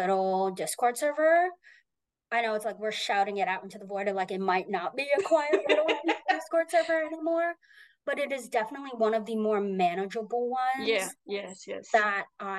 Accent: United States; I am American

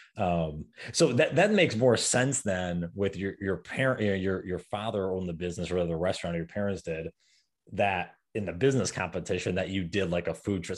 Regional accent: New York, United States; moved away; I'm from New York originally

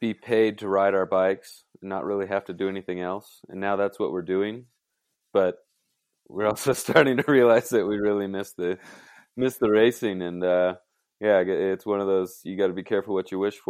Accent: Golden, Colorado, United States; I'm from Golden, Colorado

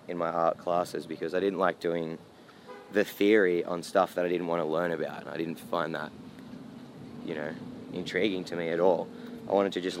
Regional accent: Ulladulla, New South Wales, Australia; Ulladulla, my hometown

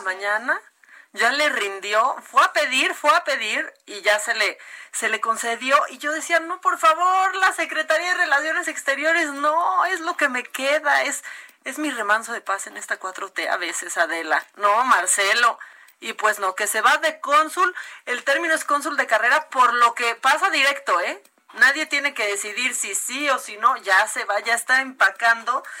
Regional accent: Mexico; nosotros los mexicanos

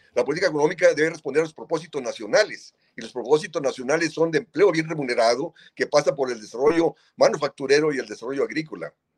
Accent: Mexico; en nuestro país

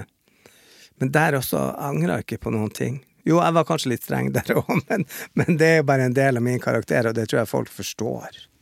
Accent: Bodø, Nordland, Norway; moved away; hjemme i Bodø så slåss jo mamma

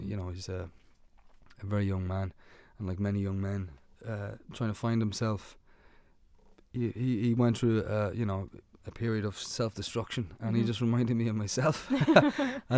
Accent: Ireland; we've stopped apologizing for being Irish

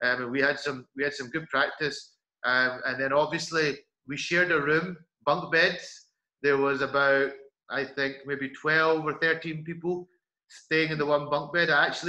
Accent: Scotland, United Kingdom; I come over from Scotland.

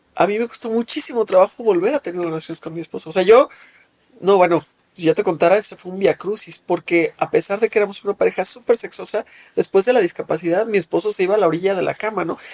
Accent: Mexico; Soy una mujer eh, mexicana de 52 años

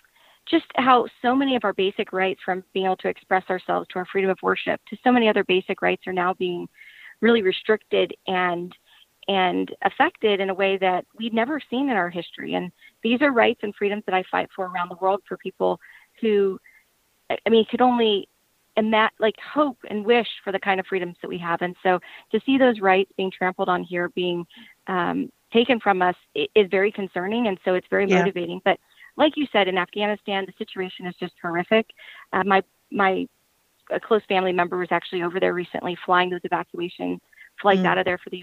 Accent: Powhatan County, Virginia, United States; also born or lived in Chesterfield County, Virginia; I actually grew up in Powhatan, which is a rural county right next to Chesterfield

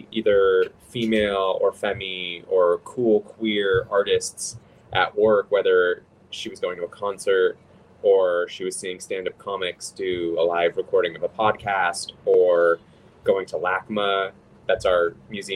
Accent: Los Angeles, California, United States; I'm from Los Angeles

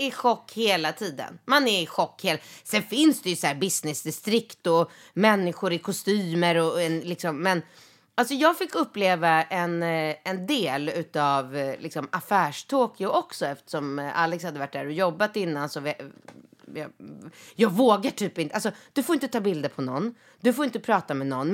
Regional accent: Sweden; jag då som är en svensk eh, tjej.

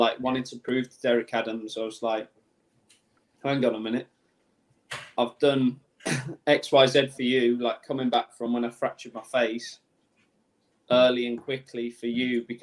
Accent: Birmingham, West Midlands, United Kingdom; I'm from Birmingham, so it was like in my home city

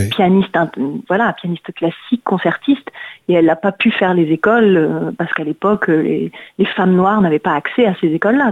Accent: Paris, Île-de-France, France; Je suis une Parisienne.

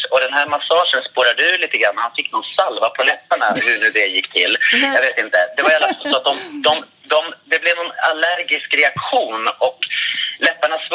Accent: Katrineholm, Södermanland, Sweden; Jag kommer från Katrineholm.

